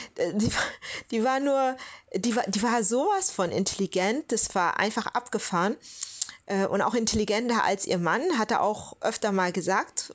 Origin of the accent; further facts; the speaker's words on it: Southern Germany, Germany; ich bin ja aus Süddeutschland